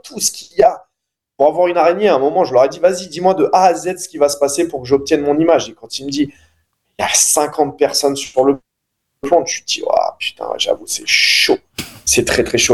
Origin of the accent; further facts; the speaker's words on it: Noisy, Île-de-France, France; j'ai grandi à Noisy